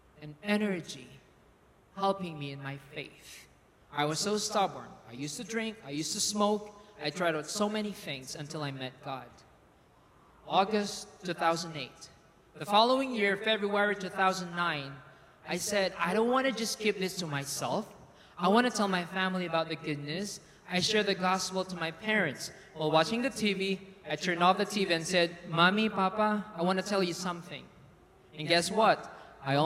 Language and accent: English; Philippines; moved away as an adult; I'm from the Philippines, by the way, for those who do not know. I'm a Filipino